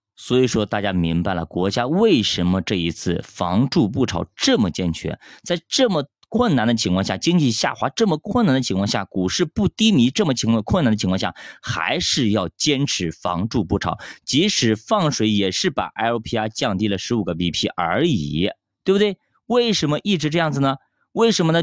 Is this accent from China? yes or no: yes; China; 咱们作为中国人是有点骨气的